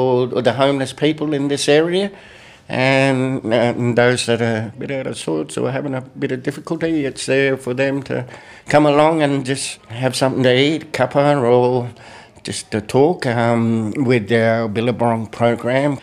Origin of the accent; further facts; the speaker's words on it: Arnhem Land, Northern Territory, Australia; now in Fitzroy, Australia; I am from Arnhem, where it is all traditional Aboriginal culture is based on community and how we're related to each other